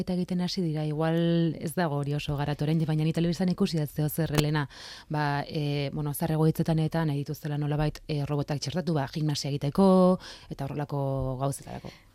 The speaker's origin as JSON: {"language": "Basque", "town": "San Sebastián", "region": "Basque Country", "country": "Spain", "said": "ni donostiarra naiz"}